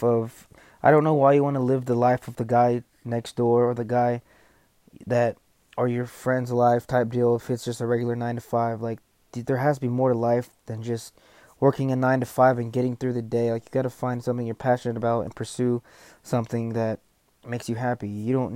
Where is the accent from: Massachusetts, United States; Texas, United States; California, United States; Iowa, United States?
Texas, United States; I was born here in Texas, lived here all my life.